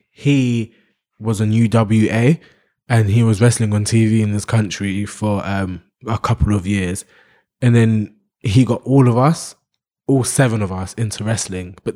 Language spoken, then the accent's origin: English; London, United Kingdom; I was growing up in London, and you're trying to train me to become this big wrestler that you your dad wanted you to be.